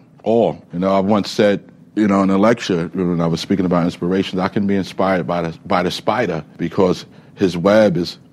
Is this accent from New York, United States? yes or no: yes; New York City, New York, United States; also born or lived in Brooklyn; we had two MCs in our whole borough of Staten Island